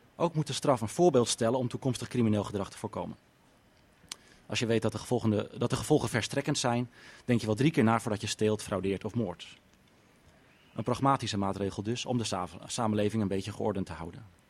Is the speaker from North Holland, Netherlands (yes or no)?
yes; Amsterdam, North Holland, Netherlands; Ik kom uit Amsterdam.